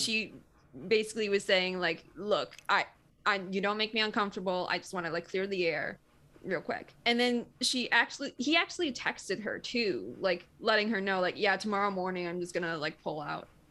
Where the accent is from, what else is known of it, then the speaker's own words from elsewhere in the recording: Michigan, United States; I'm from Michigan. Like, I'm used to the cold